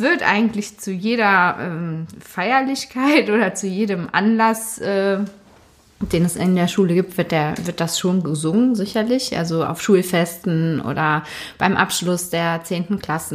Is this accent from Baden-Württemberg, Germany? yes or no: no; Cologne, North Rhine-Westphalia, Germany; also born or lived in Dormagen; Ich selbst bin aber allerdings in Wickendorf aufgewachsen